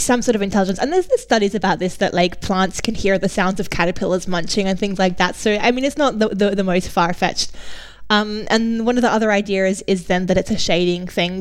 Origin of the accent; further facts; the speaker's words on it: Australia; i'm australian